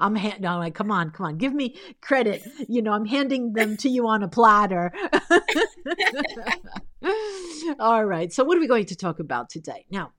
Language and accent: English; United States; also born or lived in Italy; very young. My parents immigrated to the United States and I was 6 months old.